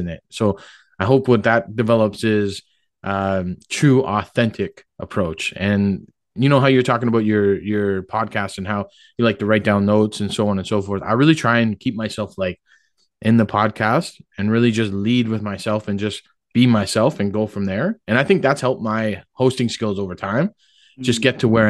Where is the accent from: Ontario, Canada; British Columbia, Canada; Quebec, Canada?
Ontario, Canada; Oshawa; I'm from Oshawa. You know, I grew up right down there, Rotary Park.